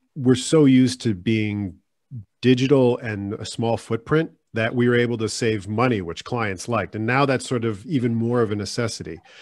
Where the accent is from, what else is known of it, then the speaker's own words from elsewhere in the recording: Silver Spring, Maryland, United States; now in California, United States; I'm from Maryland," and they go, "Like, Baltimore?" I'm like, "No, it's Silver Spring